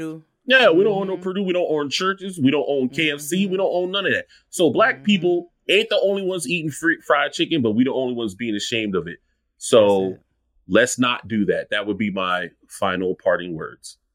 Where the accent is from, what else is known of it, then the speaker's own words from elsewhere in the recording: Charleston, South Carolina, United States; I grew up in Charleston, I didn't know that there was anything special about my culture